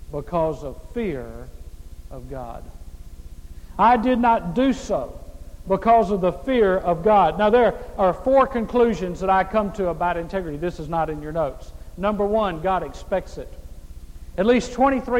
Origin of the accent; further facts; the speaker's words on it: Mississippi, United States; I grew up in Mississippi, the poorest state in the United States